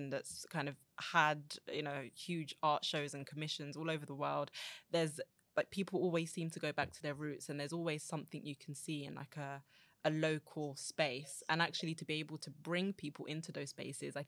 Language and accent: English; London, United Kingdom; I grew up in Southeast London, but live in East London now